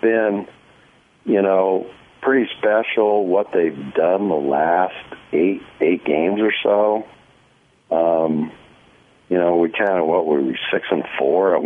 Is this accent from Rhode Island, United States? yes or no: no; Iowa, United States; also born or lived in Washington; now in Kansas City, United States; I grew up in Iowa, and I met my wife in Kansas City, and then I went to Washington